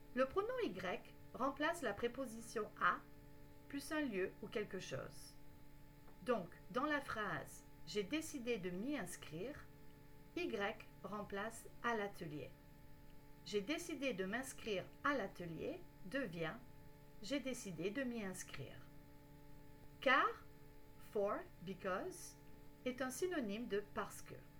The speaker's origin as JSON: {"language": "French", "country": "Canada", "said": "je suis canadienne"}